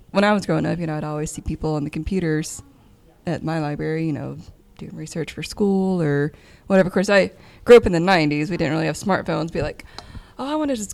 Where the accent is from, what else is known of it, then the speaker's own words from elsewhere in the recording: Bowling Green, Kentucky, United States; I grew up in Bowling Green